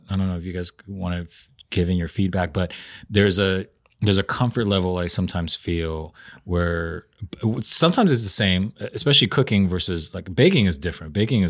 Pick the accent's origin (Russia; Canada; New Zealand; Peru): Peru; I'm from Peru. We are big on potatoes.